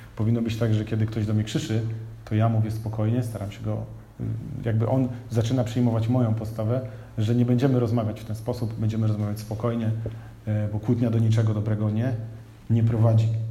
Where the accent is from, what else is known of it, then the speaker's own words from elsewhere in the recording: Bydgoszcz, Kuyavian-Pomeranian Voivodeship, Poland; miasto, w którym się urodziłem, miasto, w którym jesteśmy, czyli Bydgoszcz